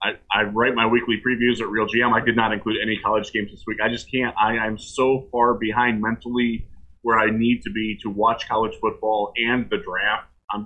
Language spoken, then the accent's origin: English; Big Ten country, Midwest, United States; I'm a Mac guy. I grew up in the Big Ten country.